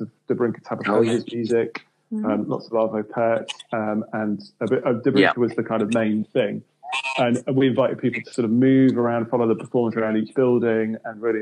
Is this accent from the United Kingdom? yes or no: yes; Leeds, Yorkshire and the Humber, United Kingdom; I'm from Leeds